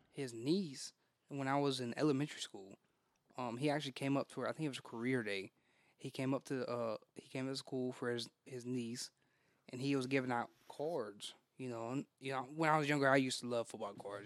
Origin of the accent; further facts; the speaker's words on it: Texas, United States; Born and raised in Texas.